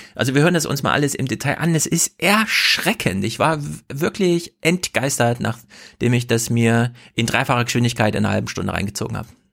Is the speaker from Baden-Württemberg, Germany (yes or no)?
no; Thuringia, Germany; als Thüringer